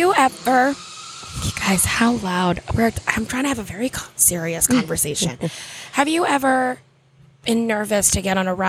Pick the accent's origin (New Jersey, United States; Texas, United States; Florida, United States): Florida, United States; Orlando; Orlando, my hometown